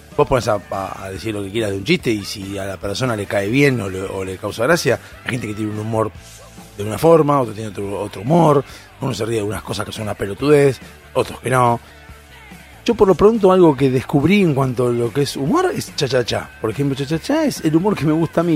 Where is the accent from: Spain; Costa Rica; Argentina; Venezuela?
Argentina; somos los argentinos